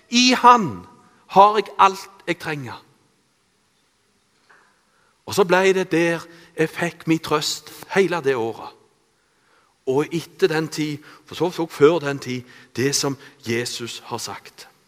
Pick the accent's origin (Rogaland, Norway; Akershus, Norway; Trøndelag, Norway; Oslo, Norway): Rogaland, Norway; Randaberg; Jeg er oppvokst på Bø på Randaberg. Eh, jeg eh, i en kristen familie.